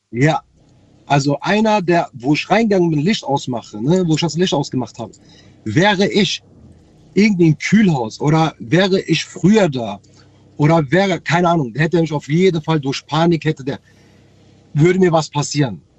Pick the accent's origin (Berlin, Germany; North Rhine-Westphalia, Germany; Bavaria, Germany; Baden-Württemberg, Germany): North Rhine-Westphalia, Germany; Ich komme aus Nordrhein-Westfalen.